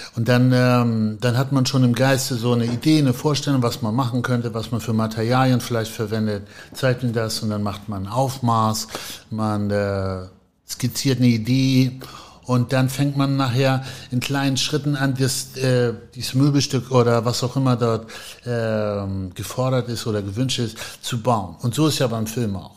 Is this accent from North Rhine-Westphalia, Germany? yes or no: no; Ahrensburg, Schleswig-Holstein, Germany; now in Hamburg, Germany; bin ja in Ahrensburg aufgewachsen